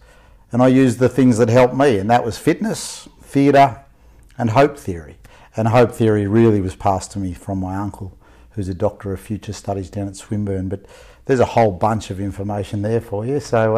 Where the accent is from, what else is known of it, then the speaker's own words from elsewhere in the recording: Lilydale, Victoria, Australia; also born or lived in Queensland; All right, so I was born in Lilydale, Victoria, actually, is where I was born. And I grew up there for about 15 years.